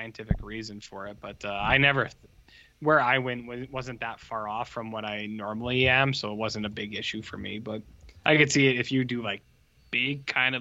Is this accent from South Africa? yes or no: no; Canada; also born or lived in Colorado; we're Canadian